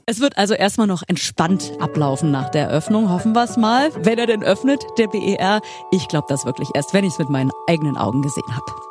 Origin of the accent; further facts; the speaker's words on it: Berlin, Germany; als gebürtige Spandauerin